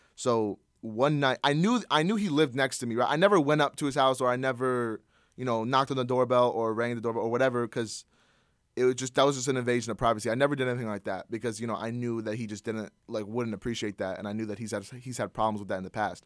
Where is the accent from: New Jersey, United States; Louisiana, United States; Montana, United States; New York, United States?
New Jersey, United States; Princeton; I'm from Princeton, New Jersey.